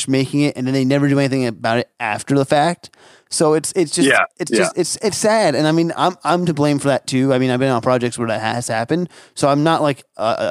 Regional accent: New Jersey, United States; moved away as an adult; now in Las Vegas, United States; I've been here in Vegas for 7 years. I'm originally from Jersey

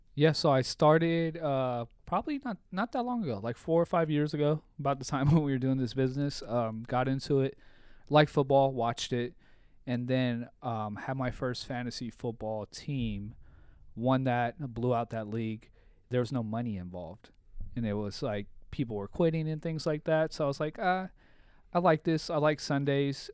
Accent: Bellflower, California, United States; also born or lived in San Diego; I grew up in Bellflower.

